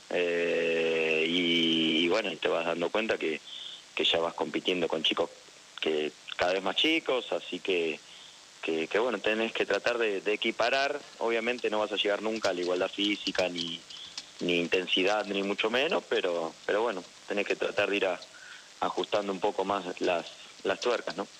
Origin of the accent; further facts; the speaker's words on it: Argentina; como argentino festejé